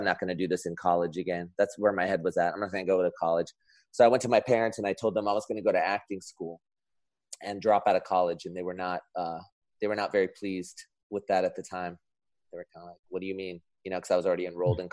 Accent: Anaheim, California, United States; also born or lived in Los Angeles; I'm actually one of the few people that was born and raised in California, where I still reside. So I grew up in Orange County. So I grew up in the Anaheim area, like by Disneyland.

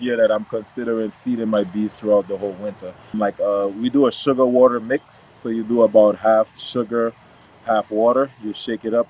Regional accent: U.S. Virgin Islands; now in Florida, United States; I was raised in the Virgin Islands, St. Croix

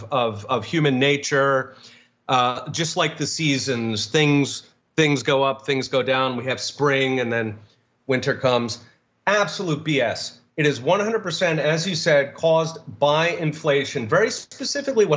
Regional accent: Philadelphia, Pennsylvania, United States; I grew up in Philadelphia

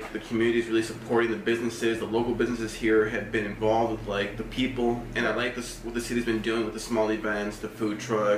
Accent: Aurora, Illinois, United States; also born or lived in Michigan; I've actually grown up in Aurora my whole life. I was born in Copley in the east side before it was moved over to the other part of Aurora.

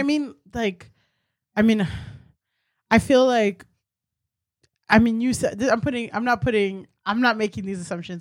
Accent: Miami, Florida, United States; I'm from Miami

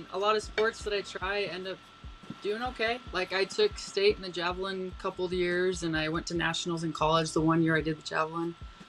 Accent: Utah, United States

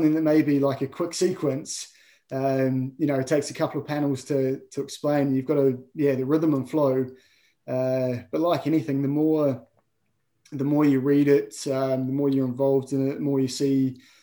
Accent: New Zealand; I love my home, love the place I grew up

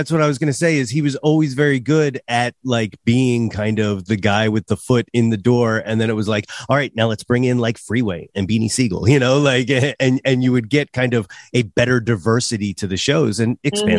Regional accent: Philadelphia, Pennsylvania, United States; I'm from the Philly area.

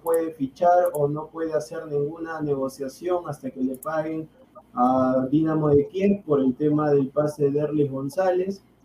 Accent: Peru; como peruano

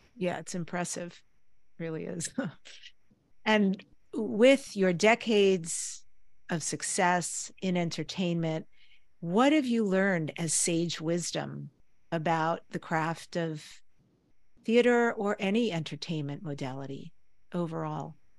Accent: New York, United States; I grew up in New York, one of the things we did was always go into the city, New York City, to see the theater

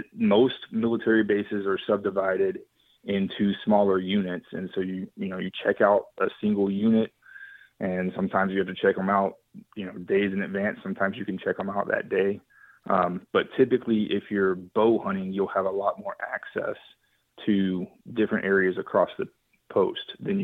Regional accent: Texas, United States; at least where I was hunting in Oklahoma, as to where I grew up in West Texas.

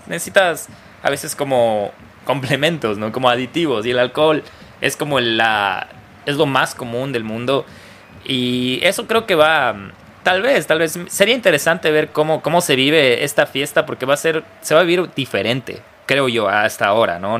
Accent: Ecuador; como ecuatorianos

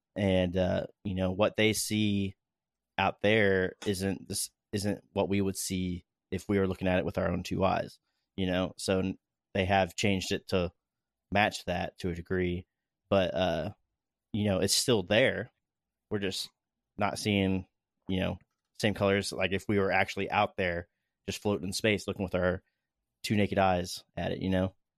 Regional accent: Daytona Beach, Florida, United States; moved away; I grew up in Florida watching the shuttle launches, rocket launches

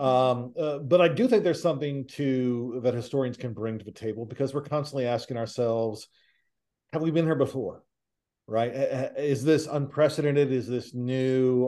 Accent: Nashville, Tennessee, United States; I'm from Nashville

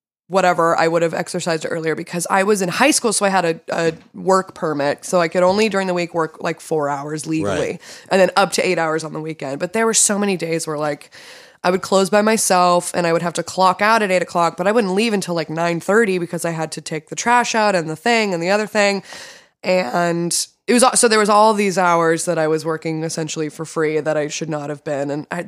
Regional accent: Torrance, California, United States; I grew up in Torrance.

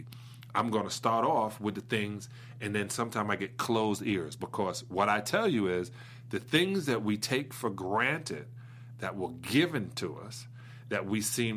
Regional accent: New York City, New York, United States; Brooklyn, New York

